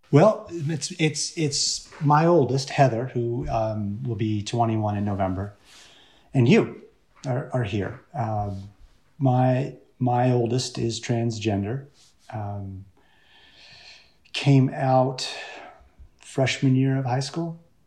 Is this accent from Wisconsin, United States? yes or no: no; Richmond, Virginia, United States; also born or lived in Orange County, California; now in Portland, United States; I grew up in Richmond, Virginia